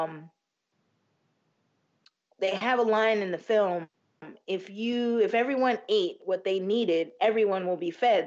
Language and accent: English; United States; we're American